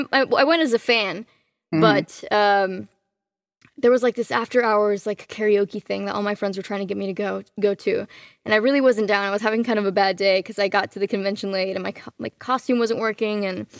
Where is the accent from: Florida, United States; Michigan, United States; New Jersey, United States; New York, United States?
Florida, United States; Miami; also born or lived in Cancun, Mexico; Well, I was born in Cancun, Mexico. When I was about a year old, we moved to Miami and then kind of ping-ponged around the United States. I moved back to Mexico for a while. I did school there.